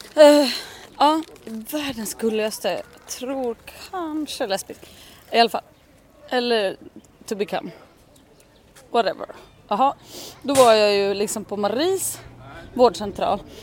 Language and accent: Swedish; Leksand, Dalarna County, Sweden; det är ju min hemort